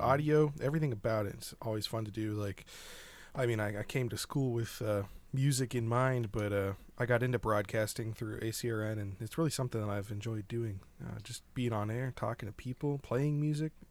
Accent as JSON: {"language": "English", "town": "Rittman", "region": "Ohio", "country": "United States", "tie": "born or raised there", "said": "it's a place called Rittman, Ohio, up by Akron"}